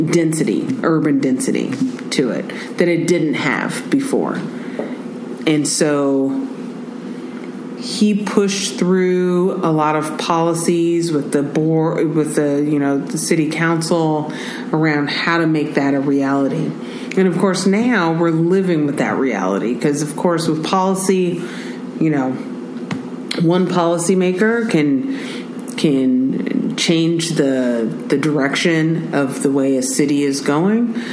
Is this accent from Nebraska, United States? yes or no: no; Oakland, California, United States; I grew up in North Oakland